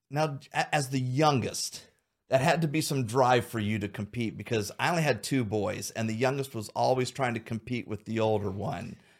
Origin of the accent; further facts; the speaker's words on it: Xenia, Ohio, United States; also born or lived in Troy, Ohio; I grew up in Xenia.